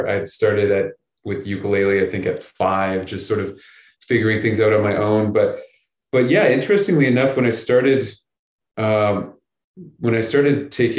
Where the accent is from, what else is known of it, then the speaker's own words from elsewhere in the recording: Chatham, Ontario, Canada; I grew up a bunch of different places, but I grew up mostly near the Detroit Windsor border. I grew up about half an hour from Windsor in a little town called Chatham.